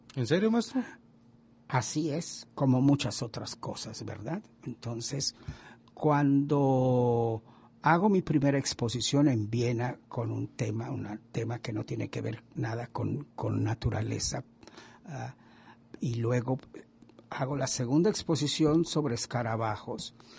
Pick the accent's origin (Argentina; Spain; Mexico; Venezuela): Mexico; Y yo como mexicano